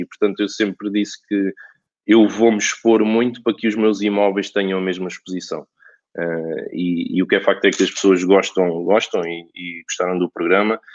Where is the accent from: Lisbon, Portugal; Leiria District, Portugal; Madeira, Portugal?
Lisbon, Portugal; Alverca do Ribatejo; also born or lived in Barreiro; eu nasci em Alverca, fui criado em Alverca